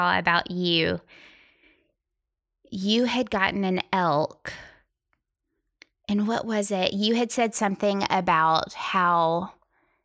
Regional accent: Tennessee, United States; I'm from Tennessee

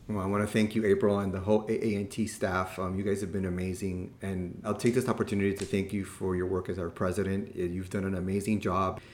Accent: Miami, Florida, United States; I'm born and raised in Miami

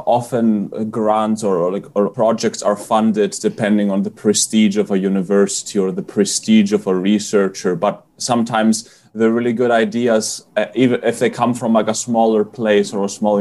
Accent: Greece; Growing up in Greece

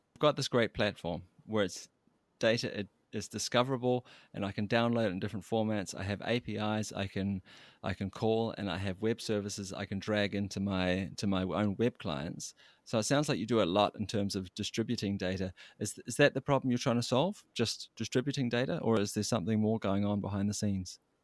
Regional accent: New Zealand; moved away; I'm from New Zealand, as you might have guessed from my accent

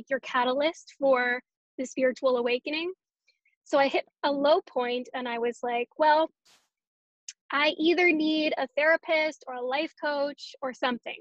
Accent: Canada; also born or lived in Winnipeg, Canada; I am a Canadian.

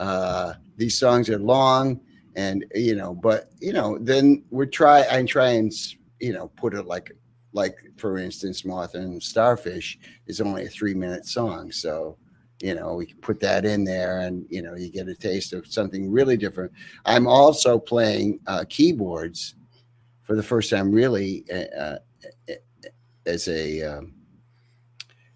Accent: upstate New York, United States; I played a few shows in upstate New York, my local bar in my hometown.

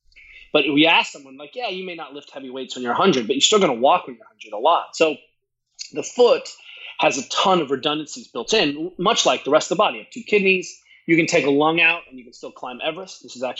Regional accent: Boulder, Colorado, United States; also born or lived in Germany; I grew up in Boulder. I came out of a tradition where we ran wild in the mountains, basically kayaked.

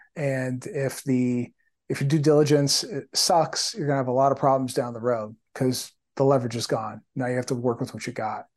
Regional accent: Windsor, Ontario, Canada; my hometown in Windsor, Ontario, small super small town

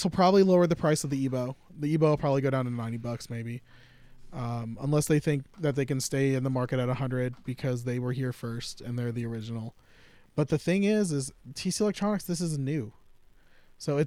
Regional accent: Florida, United States; I'm from Florida

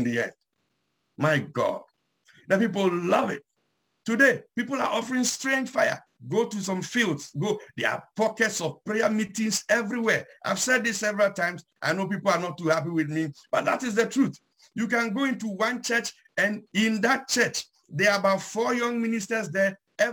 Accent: Ghana; I'm from Ghana, so I'll use a Ghanaian heritage

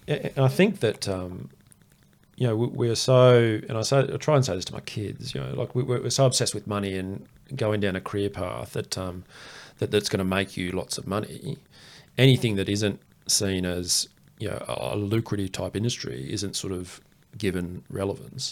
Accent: Queensland, Australia; I grew up in Queensland

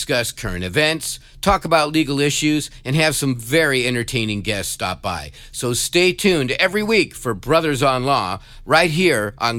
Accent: Los Angeles, California, United States; we grew up here in the San Fernando Valley

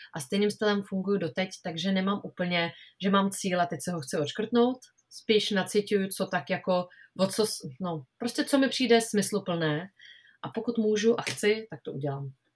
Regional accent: Czechia; u nás v Čechách

